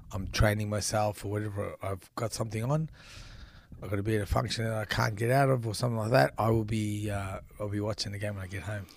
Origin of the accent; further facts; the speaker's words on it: Melbourne, Victoria, Australia; also born or lived in Brunswick / Frankston; we moved to Frankston from Brunswick